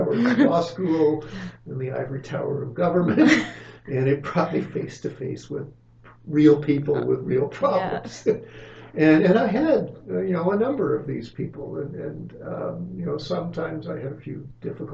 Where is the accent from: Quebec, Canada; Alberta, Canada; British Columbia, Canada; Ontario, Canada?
Ontario, Canada; Alliston; my hometown was Alliston